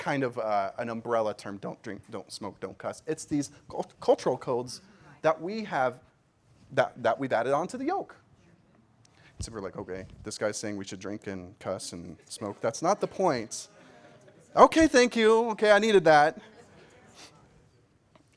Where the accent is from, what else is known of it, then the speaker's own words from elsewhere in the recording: Kansas, United States; as a young, God-fearing boy growing up in Kansas